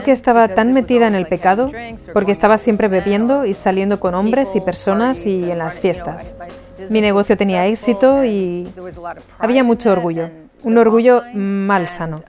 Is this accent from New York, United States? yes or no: yes; Rochester, New York, United States; also born or lived in Limerick, Ireland / Portland; now in Oregon, United States; Vivíamos en Rochester, Nueva York